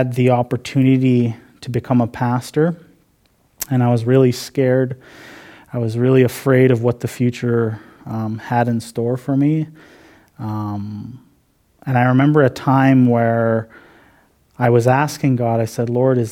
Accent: Cumberland House, Saskatchewan, Canada; I'm from Cumberland House Cree Nation. I grew up there my whole life.

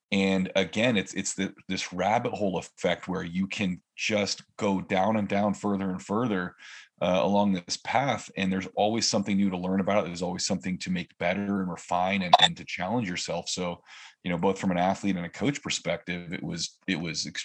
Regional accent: California, United States; now in Oregon, United States; I grew up in California. I lived in five or six different areas from southern to northern.

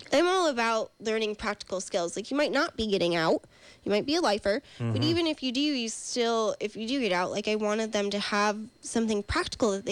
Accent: New York, United States; now in California, United States; I'm from New York.

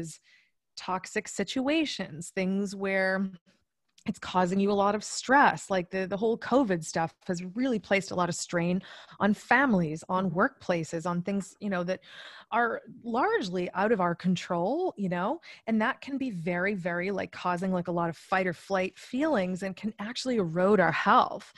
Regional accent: Massachusetts, United States; I am originally from Massachusetts

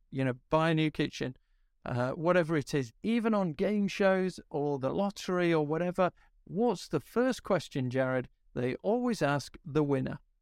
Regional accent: Yorkshire and the Humber, United Kingdom; I'm, I'm a Yorkshireman

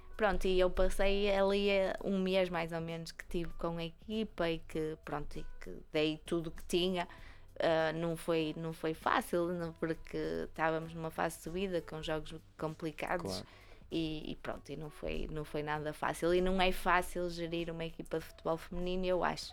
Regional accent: Vila Nova de Gaia, Porto District, Portugal; É o clube da minha terra

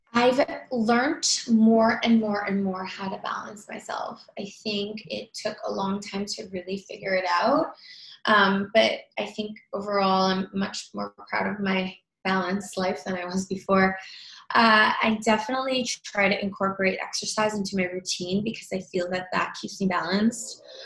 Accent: Toronto, Ontario, Canada; also born or lived in New York; now in Los Angeles, United States; I'm originally from Toronto

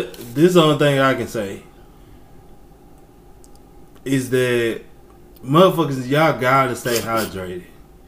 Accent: East Texas, United States; I'm from Texas. East Texas

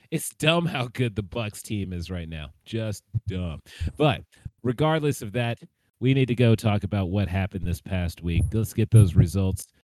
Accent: Tennessee, United States; I grew up in Tennessee.

